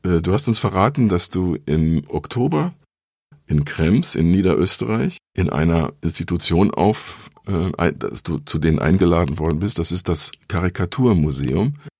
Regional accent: North Rhine-Westphalia, Germany; ich komme aus Südwestfalen

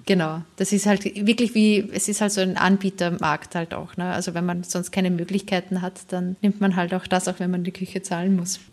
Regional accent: St. Pölten, Lower Austria, Austria; now in Germany; in einer Stadt, St. Pölten heißt die, die ist so 40 Kilometer entfernt von Wien, auch eine Studentenstadt und das ist halt eben so meine Heimatstadt.

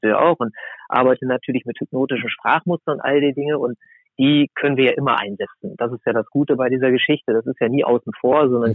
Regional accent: near Braunschweig, Lower Saxony, Germany; Also ich bin in der Nähe von Braunschweig aufgewachsen

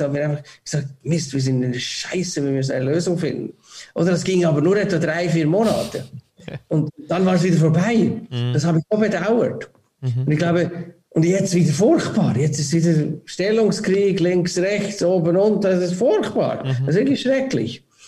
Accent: Switzerland; wir als Schweiz

